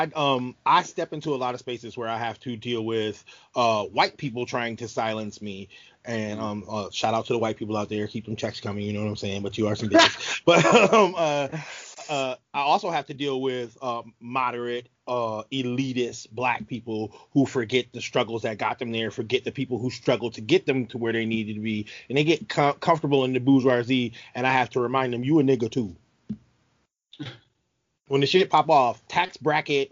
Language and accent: English; Rochester, New York, United States; I'm from Rochester, New York